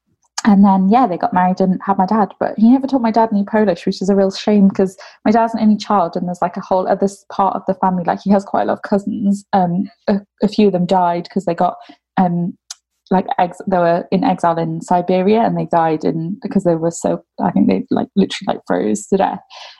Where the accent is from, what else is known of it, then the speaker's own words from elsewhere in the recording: Midlands, United Kingdom; So I always say that I grew up in the Midlands. I think it's because that's where I spent probably the longest stretch of time.